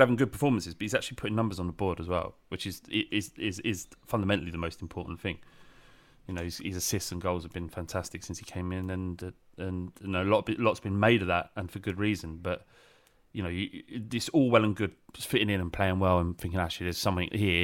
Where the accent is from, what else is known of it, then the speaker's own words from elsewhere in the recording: London, United Kingdom; it is clear that I'm from London or, so it's South East Lon, uh, England